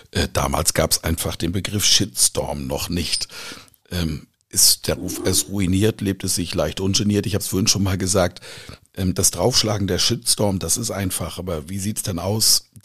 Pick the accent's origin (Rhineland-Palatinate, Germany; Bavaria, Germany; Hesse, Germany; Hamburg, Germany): Bavaria, Germany; Bamberg; Oh ja, ich komme aus Bamberg, die heilige Kunigunde.